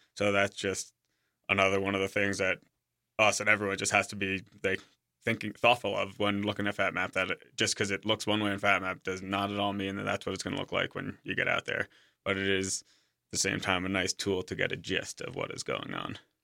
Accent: Suffolk, New York, United States; moved away as an adult; also born or lived in Breckenridge, Colorado / South Lake Tahoe; now in Jackson, United States; I'm originally from Suffolk, New York

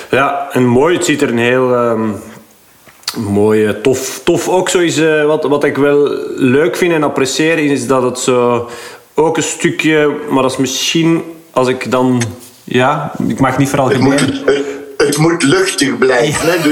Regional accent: Belgium; wij zijn denk ik als Belg

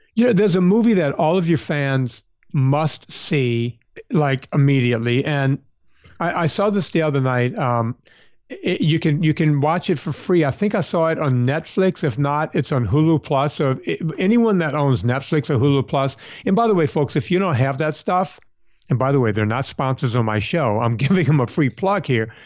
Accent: Southern Louisiana, United States; the district that I grew up in down in Southern Louisiana

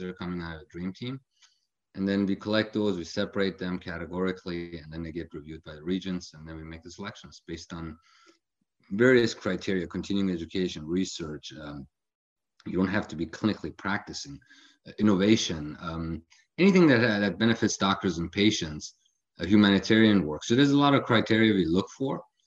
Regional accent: Frankfurt, Hesse, Germany; moved away as an adult; also born or lived in Illinois, United States; now in Palm Desert, United States; I grew up in Germany, mostly around Frankfurt area, where I went to high school

